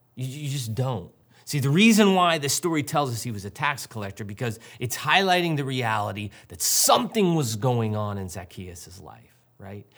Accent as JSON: {"language": "English", "town": "St. Louis", "region": "Missouri", "country": "United States", "tie": "born or raised there", "said": "I grew up in Saint Louis"}